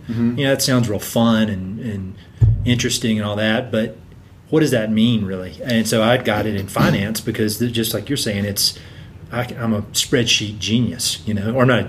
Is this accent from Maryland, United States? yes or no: no; North Carolina, United States; I'm here from North Carolina.